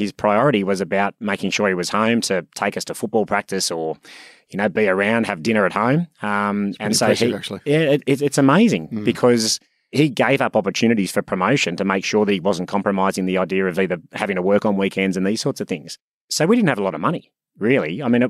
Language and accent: English; Sydney, New South Wales, Australia; Grew up in Sydney, born and raised in Sydney. Awesome childhood, great family. One of four boys.